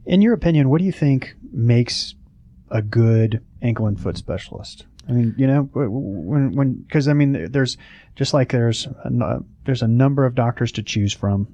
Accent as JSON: {"language": "English", "region": "Oklahoma", "country": "United States", "moved": "yes", "lives_now": "Atlanta, United States"}